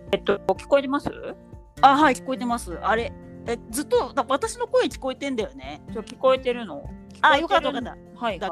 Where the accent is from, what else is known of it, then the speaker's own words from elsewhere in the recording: Shizuoka, Japan; いいや私地元が静岡なので